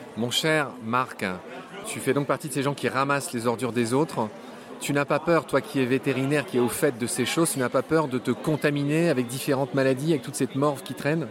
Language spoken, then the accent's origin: French; Lorraine, Grand Est, France; je suis lorrain